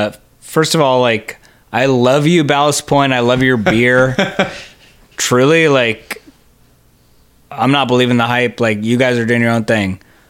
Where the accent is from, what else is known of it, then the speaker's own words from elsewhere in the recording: San Diego, California, United States; I'm from San Diego